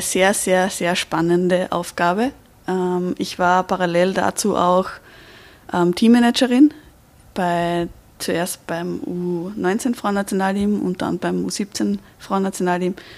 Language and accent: German; Austria; bei uns in Österreich